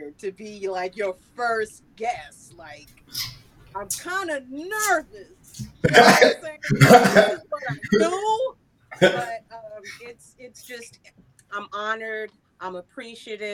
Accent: New York City, New York, United States; I am from Queens, New York. A few minutes from the Belmont Racetrack is where I grew up.

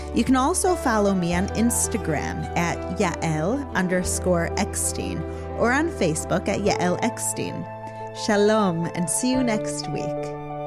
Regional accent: United States; now in Israel; growing up in America.

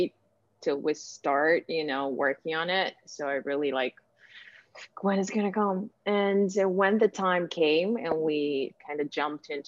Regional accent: Ukraine; moved away as an adult; now in United States; I was born and raised in Ukraine. I moved to the United States almost 4 years ago.

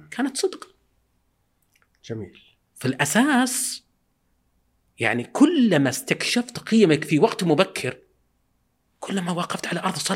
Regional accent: Al Mithnab, Qassim Province, Saudi Arabia; عندنا بالمذنب آه، إيه. ديرتنا

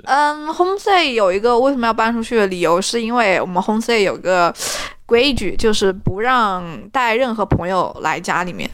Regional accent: China; now in Canada; 考虑到我是中国人

